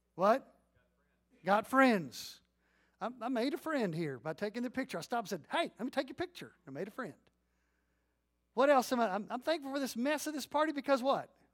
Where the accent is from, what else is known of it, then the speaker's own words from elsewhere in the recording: Leon County, Texas, United States; I'm growing up in Leon County